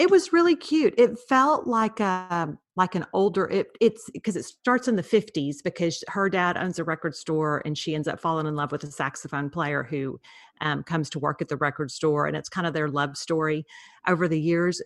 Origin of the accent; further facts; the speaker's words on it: Beaumont, Texas, United States; I went to high school in Beaumont